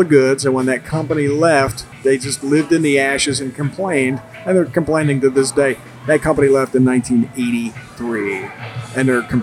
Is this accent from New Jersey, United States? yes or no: yes; Bridgeton, New Jersey, United States; I grew up in Bridgeton, New Jersey